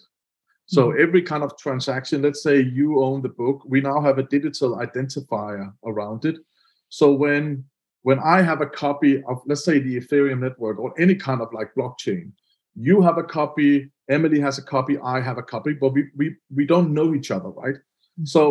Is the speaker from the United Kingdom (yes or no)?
no; Denmark; I'm from Denmark